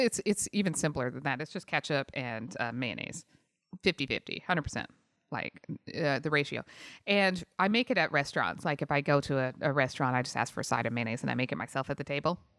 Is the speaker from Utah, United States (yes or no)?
yes; Utah, United States; moved away; also born or lived in San Jose; I grew up in Utah